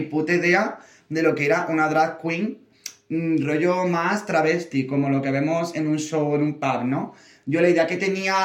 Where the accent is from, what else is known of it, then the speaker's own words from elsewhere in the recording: Córdoba, Andalusia, Spain; moved away as an adult; now in Madrid, Spain; yo que soy de Córdoba, de Andalucía